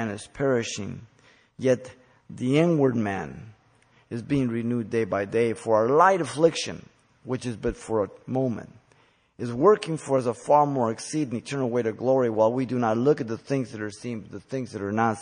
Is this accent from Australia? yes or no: no; United States; We as American Christians